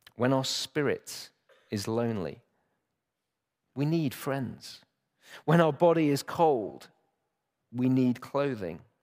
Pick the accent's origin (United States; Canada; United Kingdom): United Kingdom; Chesterfield, East Midlands; moved away; I grew up in Chesterfield